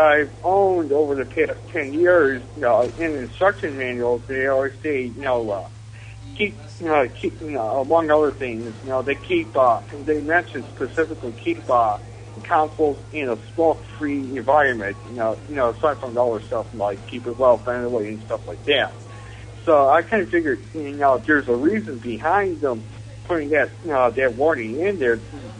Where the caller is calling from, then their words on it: Buffalo, New York, United States; I'm calling from Buffalo. Yeah, I mean, I'm calling from Buffalo, New York.